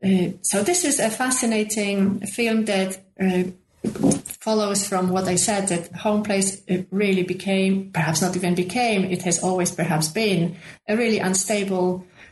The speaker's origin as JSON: {"language": "English", "region": "Hunan", "country": "China", "tie": "born there", "said": "because I was born in Hunan, so Hunan is my home place. And this is the only home place that I have."}